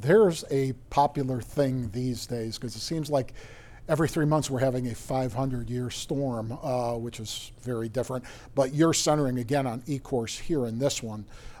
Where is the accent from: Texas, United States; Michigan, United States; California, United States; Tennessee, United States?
Michigan, United States; Dearborn; I grew up in Dearborn